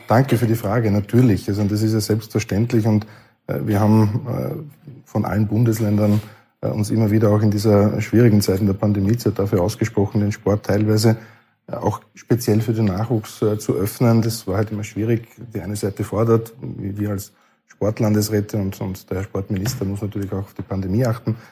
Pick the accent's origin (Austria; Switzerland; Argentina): Austria; Burgenland; bei der Akademie bei uns im Burgenland